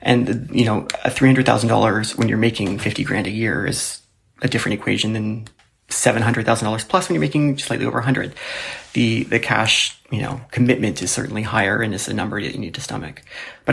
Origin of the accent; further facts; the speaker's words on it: Toronto, Ontario, Canada; I'm from Toronto and I'm 31 years old.